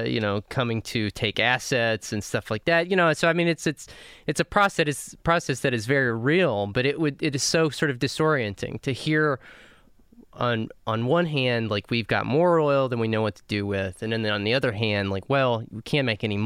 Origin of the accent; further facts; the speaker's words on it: Southeast New Mexico, United States; So I'm from Southeast New Mexico, but that is the Permian Basin.